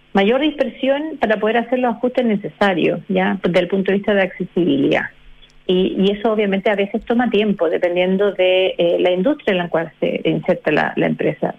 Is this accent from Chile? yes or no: yes; Chile; nosotros como chilenos